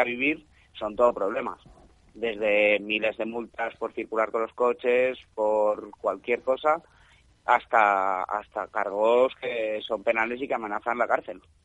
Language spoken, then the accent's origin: Spanish; Madrid, Community of Madrid, Spain; moved away as an adult; now in Fraguas, Spain; En general la gente que estamos somos de Madrid